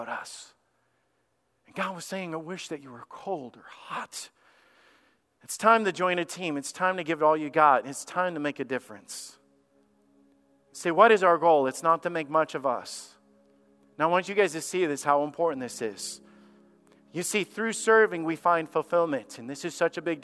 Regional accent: Alabama, United States; I'm a redneck from Alabama

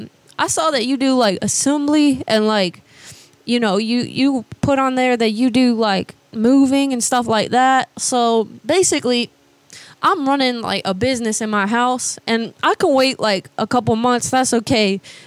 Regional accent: Georgia, United States; Well, I grew up in Georgia, actually, but I just moved down here not that long ago

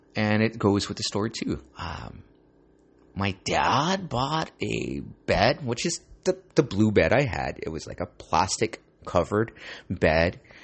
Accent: Santa Ana, California, United States; Growing up in Santa Ana

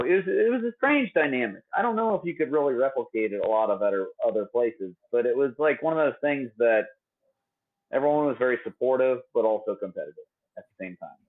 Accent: Atlanta, Georgia, United States; I'm from Atlanta. I've grown up around

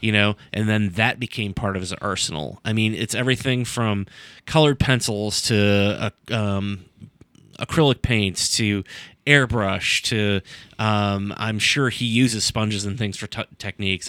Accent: Sandusky, Ohio, United States; my hometown, Sandusky, Ohio

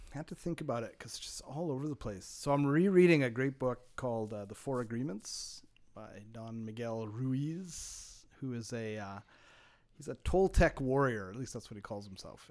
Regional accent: Montreal, Quebec, Canada; growing up in Montreal

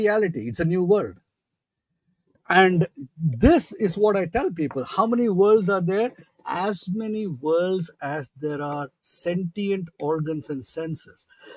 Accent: India; moved away; growing up in India

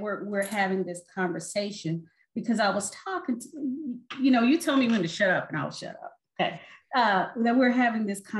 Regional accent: Louisville, Kentucky, United States; also born or lived in Virginia; now in West Virginia, United States; I'm originally from Louisville, Kentucky. I went to undergrad and law school in Virginia. And I moved away a couple of times, but seems, you know, West Virginia is always home

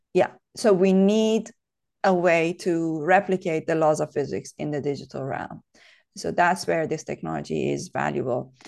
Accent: Iran; moved away as an adult; now in United Kingdom; I grew up in Iran. Uh, I was there until I was twenty-three.

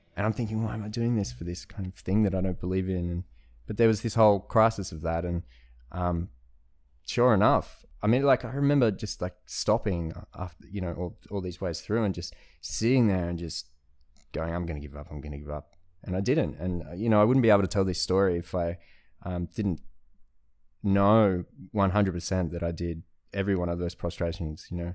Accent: Australia; I'm Australian

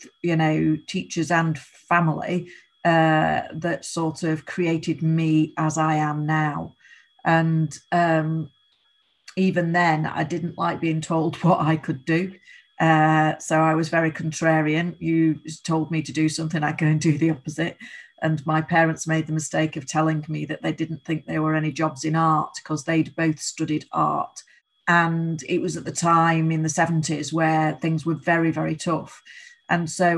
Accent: Rochdale, North West England, United Kingdom; I live 5 minutes away from where I grew up, in the village I grew up

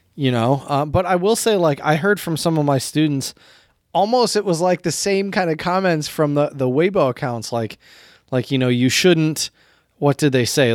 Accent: United States; also born or lived in China; as an American, as a, a language teacher

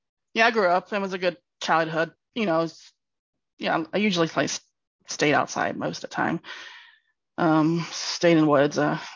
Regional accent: Tallahassee, Florida, United States; I'm originally from Florida. I grew up in Tallahassee, Florida, or near Tallahassee, Florida. I tell people I grew up in the woods. So, I converted to the church when I was 19 through friends.

